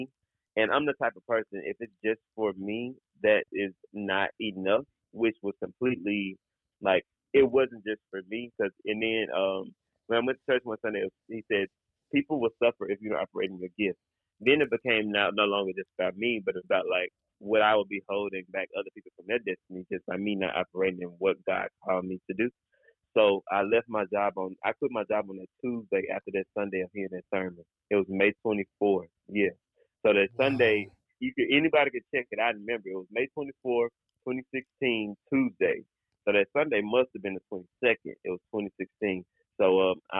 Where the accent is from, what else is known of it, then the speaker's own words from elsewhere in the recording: Mississippi, United States; also born or lived in Memphis, Tennessee; I'm like very, very country boy. Like I'm from Mississippi